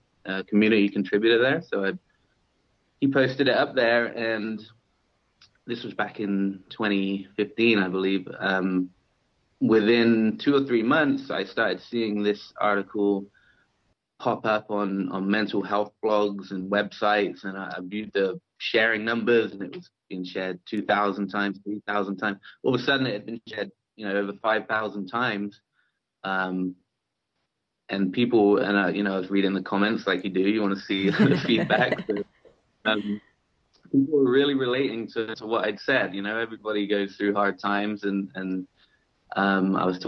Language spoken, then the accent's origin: English; South West England, United Kingdom; moved away as an adult; now in Huntington Beach, United States; I'm originally from England. I grew up in the southwest of England, in Dorset and Devon and Cornwall, and I moved to California about 10 or 11 years ago.